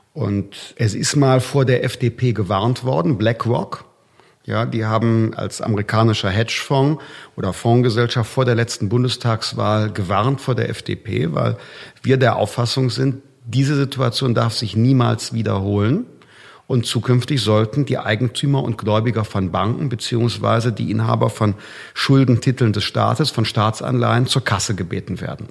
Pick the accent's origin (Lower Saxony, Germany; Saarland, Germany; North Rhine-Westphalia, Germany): North Rhine-Westphalia, Germany; ich komme ja aus Nordrhein-Westfalen